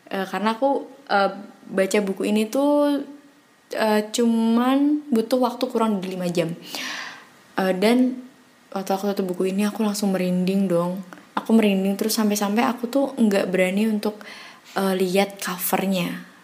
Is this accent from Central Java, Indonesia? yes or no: yes; Semarang, Central Java, Indonesia; aku dari Semarang.